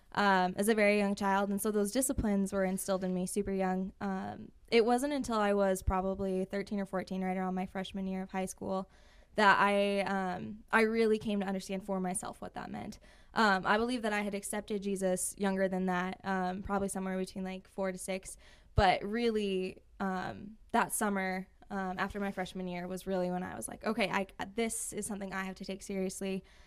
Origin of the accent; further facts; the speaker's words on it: Rapid City, South Dakota, United States; also born or lived in Belle Fourche / Hill City; I grew up right here in Rapid City, uh, my entire life.